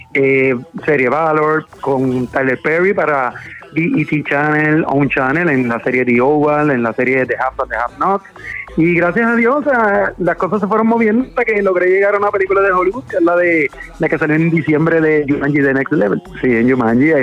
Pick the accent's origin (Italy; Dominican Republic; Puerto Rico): Puerto Rico; Caguas; also born or lived in San Juan, Puerto Rico / San Lorenzo, Puerto Rico; yo soy de Puerto Rico, nacido, nacido como tal en San Juan, pero criado en Cagua